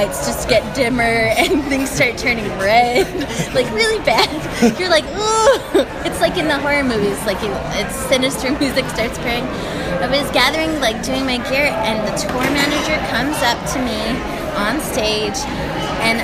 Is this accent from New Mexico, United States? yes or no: yes; Albuquerque, New Mexico, United States; I'm from Albuquerque.